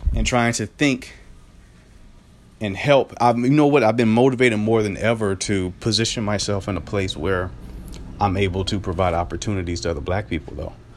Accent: Greenville, North Carolina, United States; moved away; back in my hometown of Greenville, North Carolina

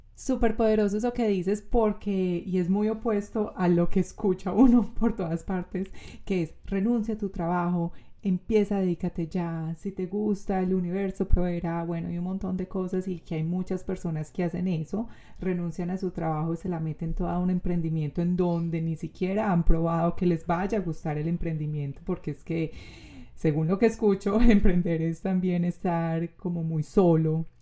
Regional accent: Colombia

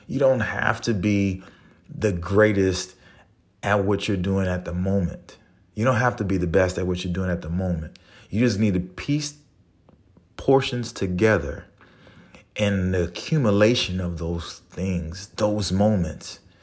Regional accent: New Orleans, Louisiana, United States; moved away; I'm from New Orleans, so I have a different way of expressing myself

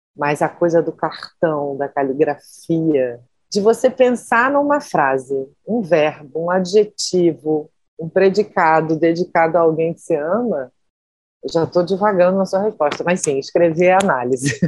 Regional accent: Rio de Janeiro, Brazil; Eu sou nascida e criada na Tijuca, né, que é um bairro da zona norte do Rio de Janeiro

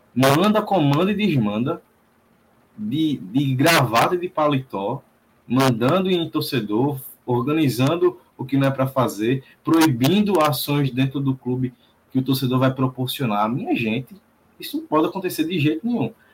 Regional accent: interior of Pernambuco, Brazil; Eu sou aqui do interior do Pernambuco

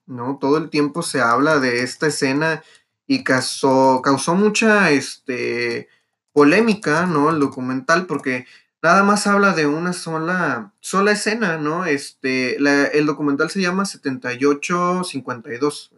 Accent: Mexico; es un orgullo de nosotros como mexicanos

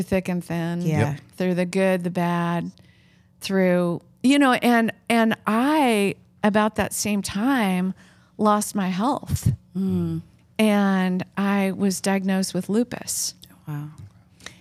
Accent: Oregon, United States; moved away; We're both from Oregon

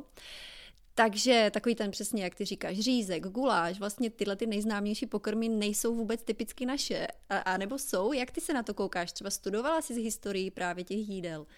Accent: Hlučín Region, Moravian-Silesian Region, Czechia; now in New Orleans, United States; Já jsem ze Slezka A u nás, eh, nebo teda ještě musím to říct ještě víc konkrétně, já jsem z Hlučínska

